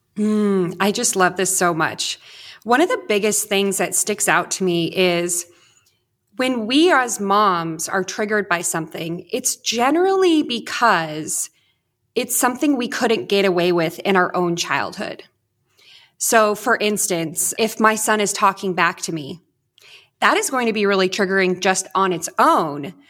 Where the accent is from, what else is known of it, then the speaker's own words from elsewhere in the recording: Orange County, Southern California, United States; moved away as an adult; now in Northern Idaho, United States; I grew up in Southern California in Orange County, and a f, about three and a half years ago, moved to Northern Idaho